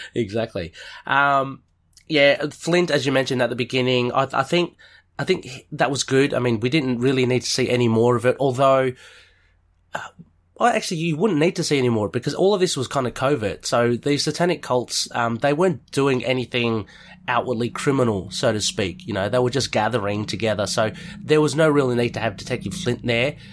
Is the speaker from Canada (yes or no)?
no; Australia; being an Aussie